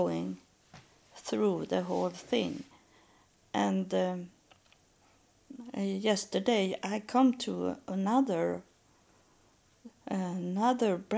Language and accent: English; Sweden; English is a second language; in Sweden we have name days.